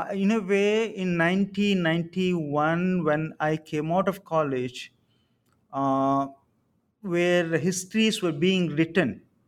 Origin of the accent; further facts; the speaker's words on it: Samalkot, Andhra Pradesh, India; And I come from Samalkot, which is a kind of semi-rural, semi-urban, but I grew up at the margins.